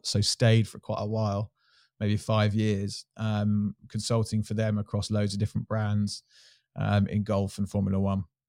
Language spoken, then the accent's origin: English; Surrey, South East England, United Kingdom; I grew up in Surrey